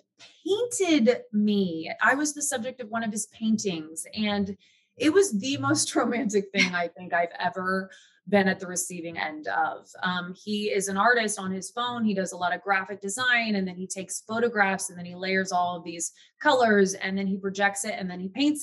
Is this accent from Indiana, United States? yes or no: yes; Indiana, United States; moved away; I'm from Indiana, from the Midwest